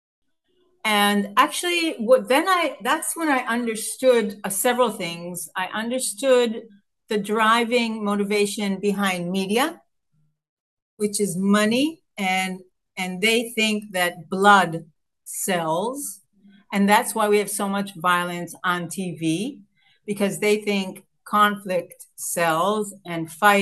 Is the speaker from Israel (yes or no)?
yes; Israel; here I am coming from Israel